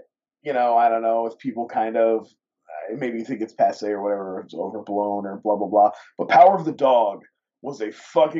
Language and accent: English; Ohio, United States; I'm kind of from a conservative family, but for some reason, there have been historically, despite my growing up in Ohio, my family had quite a few gay people in it